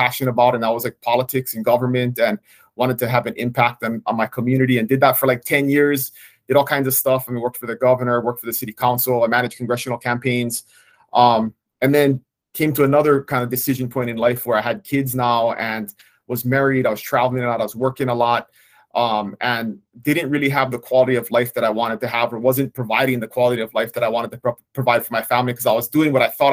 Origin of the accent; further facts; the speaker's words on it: Kona, Hawaii, United States; I was born and raised on the Big Island in Kona, so I still live there today.